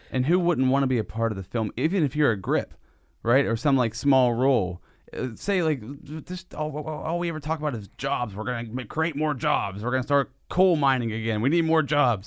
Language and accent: English; Sinking Valley, Pennsylvania, United States; I grew up in Sinking Valley when I was a kid, and, uh, Sinking Valley was all country land.